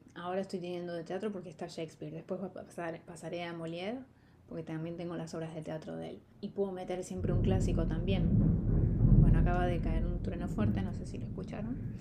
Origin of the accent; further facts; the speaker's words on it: Argentina; soy argentina